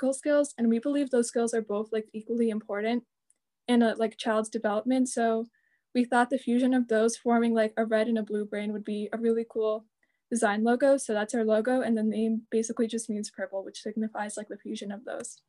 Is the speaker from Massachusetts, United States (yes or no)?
yes; Marlborough, Massachusetts, United States; I'm 17. I'm from Marlboro